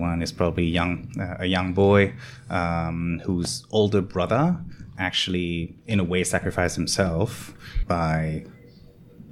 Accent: France; I grew up in France. And my parents emigrated from Vietnam in the 60s

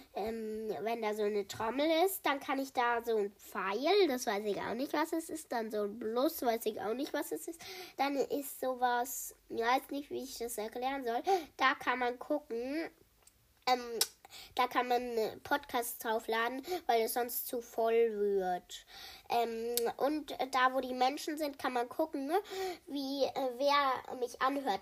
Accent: Germany; ich komme aus Deutschland

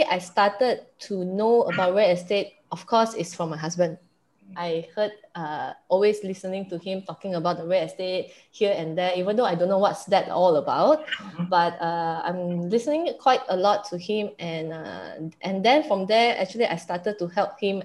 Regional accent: Perak, Malaysia; I'm from Perak

